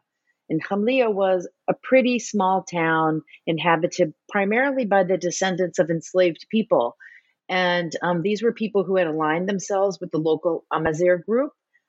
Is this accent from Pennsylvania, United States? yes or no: no; New Orleans, Louisiana, United States; moved away as an adult; now in Boston, United States; as an American, and I grew up in New Orleans in the South, I was very sensitive to these racialized categories.